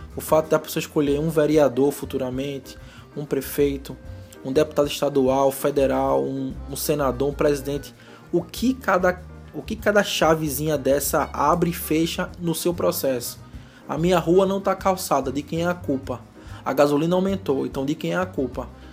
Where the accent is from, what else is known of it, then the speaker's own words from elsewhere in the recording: Recife, Pernambuco, Brazil; eu sou de Recife